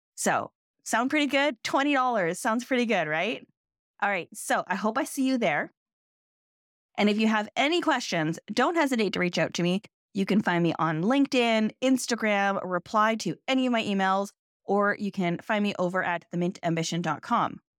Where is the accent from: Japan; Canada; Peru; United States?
Canada; I'm Canadian